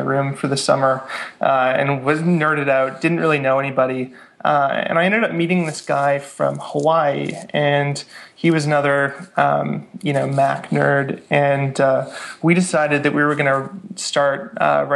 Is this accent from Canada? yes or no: yes; Vancouver, British Columbia, Canada; also born or lived in Victoria; I grew up in Vancouver